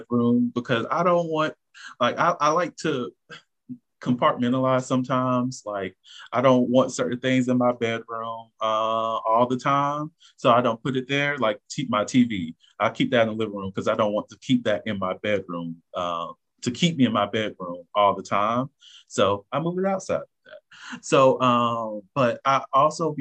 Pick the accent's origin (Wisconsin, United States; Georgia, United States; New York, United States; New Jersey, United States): Georgia, United States; Augusta; we are some hoes from Augusta